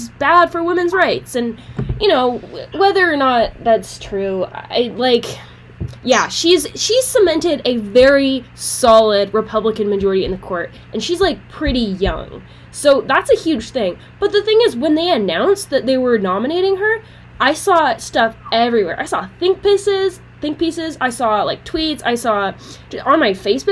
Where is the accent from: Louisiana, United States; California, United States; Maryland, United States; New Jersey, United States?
Maryland, United States; my home state of Maryland